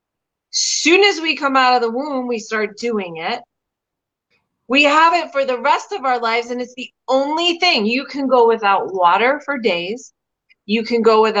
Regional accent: New York City, New York, United States; I was from the Bronx

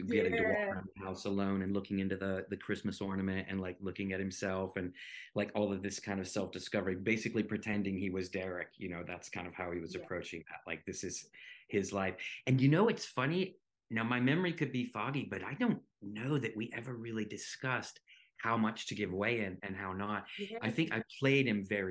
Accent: North Carolina, United States; accent: southern; I grew up in the southern United States. I grew up in North Carolina.

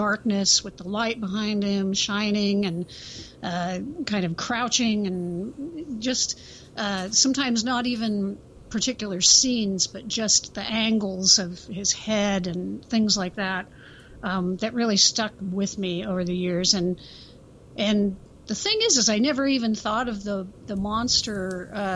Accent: Central Coast, California, United States; I grew up in the Central Coast region of California, close to Los Angeles

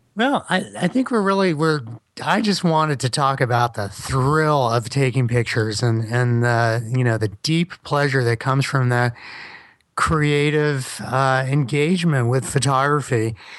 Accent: Miami, Florida, United States; I'm from Miami, but my dad was born in Brooklyn

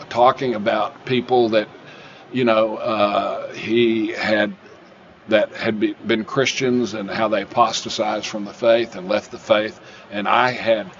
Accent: Austin, Texas, United States; moved away; also born or lived in Oklahoma City, Oklahoma; I'm originally from Austin, Texas

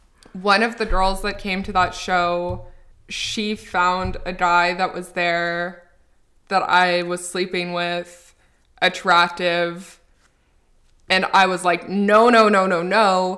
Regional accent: Newfoundland and Labrador, Canada; I'm from Newfoundland.

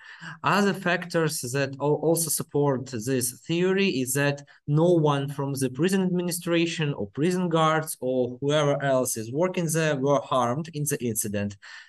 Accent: Ukraine; as we say here in Ukraine

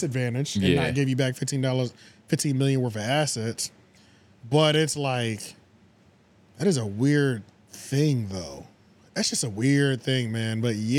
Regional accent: United States; I'm American.

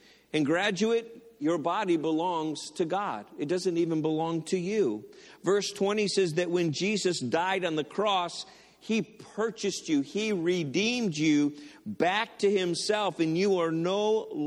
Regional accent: Detroit, Michigan, United States; now in Lorain County, Ohio, United States; I went to Henry Ford Community College in Dearborn. I'm from the Detroit area, so that's the college I went to.

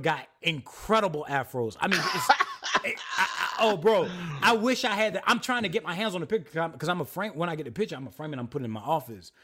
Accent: South Carolina, United States; I was raised apostolic in South Carolina

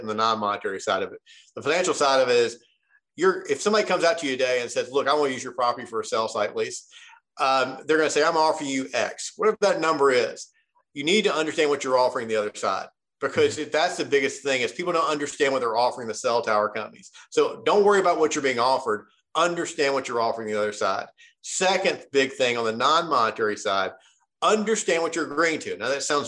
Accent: Memphis, Tennessee, United States; now in Nashville, United States; I grew up in Memphis, Tennessee, and now live in Nashville, Tennessee.

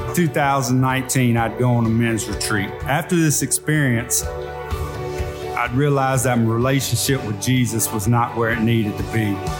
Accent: Monroe, Louisiana, United States; I was born and raised in Monroe, Louisiana

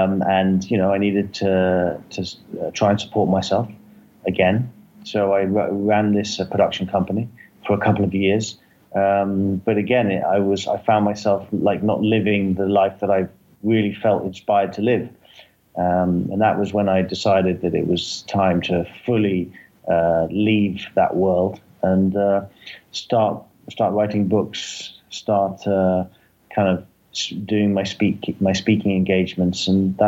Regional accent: London, United Kingdom; now in Los Angeles, United States; I'm from London, but I live in Los Angeles

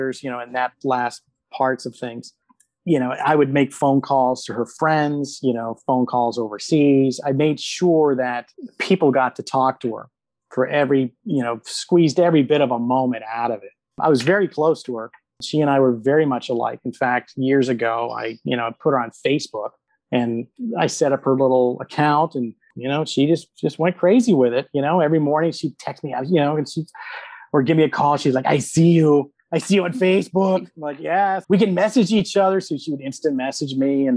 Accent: Sarasota, Florida, United States; now in Orlando, United States; we grew up in Sarasota

